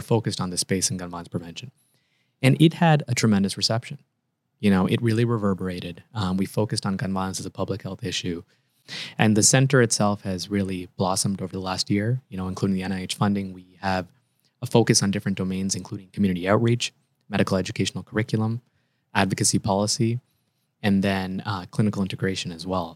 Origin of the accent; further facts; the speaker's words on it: Canada; moved away as an adult; also born or lived in Toronto, Canada / Chicago, United States; now in United States; actually, I'm a Canadian. I trained in Canada, and then I did my fellowship in Chicago.